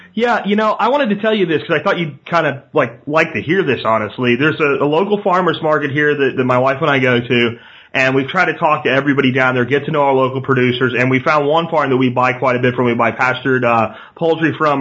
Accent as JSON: {"language": "English", "region": "Pennsylvania", "country": "United States", "tie": "born or raised there"}